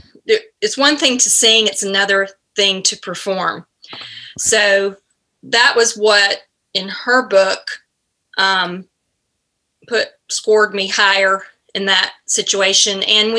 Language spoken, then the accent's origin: English; Greenville, Alabama, United States; Greenville, Alabama. And okay. No, it's not where Forrest Gump is from, but it might as well be. Very small town Southern, and I loved growing up there.